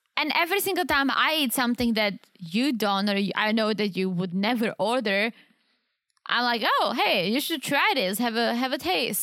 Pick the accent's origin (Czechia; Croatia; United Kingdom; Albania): Czechia; now in United States; I'm the Eastern Czech, because I'm from the Eastern side of the Czech